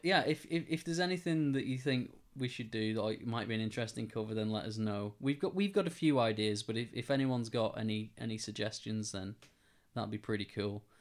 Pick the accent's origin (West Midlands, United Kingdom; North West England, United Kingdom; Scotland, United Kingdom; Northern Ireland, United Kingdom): North West England, United Kingdom; Wigan; in the middle of, of, of Wigan in my hometown